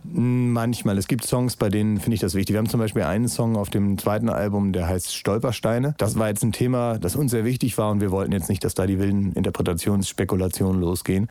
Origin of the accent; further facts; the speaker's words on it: Northern Germany, Germany; als Norddeutscher